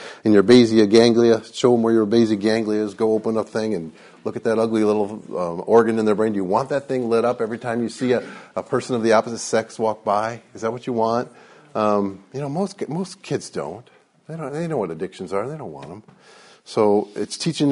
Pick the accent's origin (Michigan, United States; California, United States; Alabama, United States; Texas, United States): Michigan, United States; Detroit; I grew up in Detroit